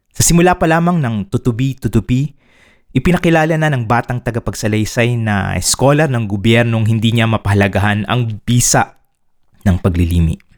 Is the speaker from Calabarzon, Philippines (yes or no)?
yes; Laguna, Calabarzon, Philippines; galing ako sa Laguna